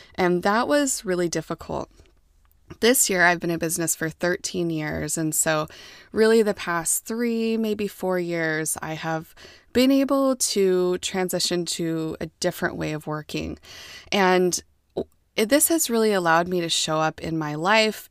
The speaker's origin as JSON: {"language": "English", "country": "United States", "tie": "born or raised there", "said": "I'm American, and I was raised to be an American"}